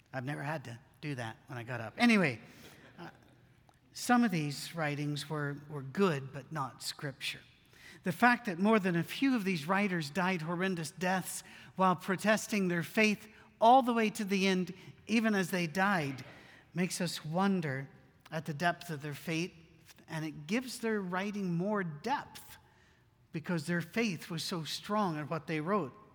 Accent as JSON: {"language": "English", "country": "United Kingdom", "said": "me being British"}